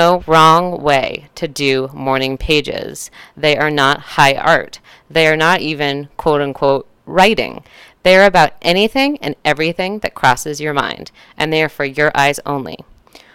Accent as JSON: {"language": "English", "region": "Northern California", "country": "United States", "tie": "born or raised there", "said": "I grew up in Northern California"}